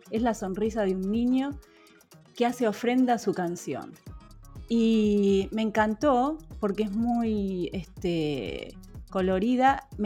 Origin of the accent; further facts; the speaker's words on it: La Plata, Buenos Aires Province, Argentina; yo soy de La Plata, se ve de La Plata a Colonia y, pude ver la, la, costa de Colonia